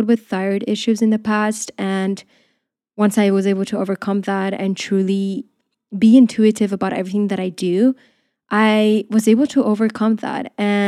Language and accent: English; Spain; also born or lived in Portugal; now in United Kingdom; I grew up in Spain and in Portugal. So I just feel like there, the culture is very different. I feel like here, when I came to the UK, I realized that things are a bit different